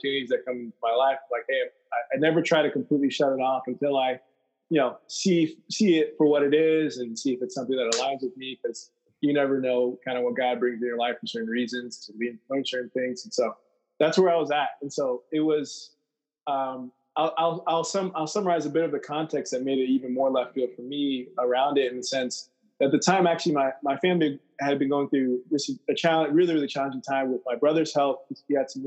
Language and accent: English; United States; being in an American in the U.S. and well aware of American culture